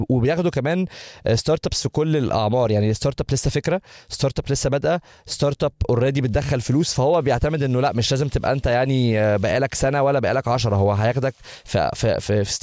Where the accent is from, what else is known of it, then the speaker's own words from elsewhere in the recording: Egypt; now in United States; احنا عندنا في مصر ده بنضربه في الشبشب